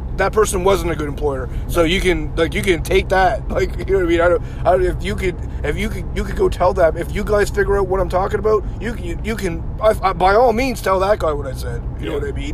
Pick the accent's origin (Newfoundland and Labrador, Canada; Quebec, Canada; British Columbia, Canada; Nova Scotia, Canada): Nova Scotia, Canada; Yarmouth; It's Yarmouth. it's Yarmouth. I grew up in Yarmouth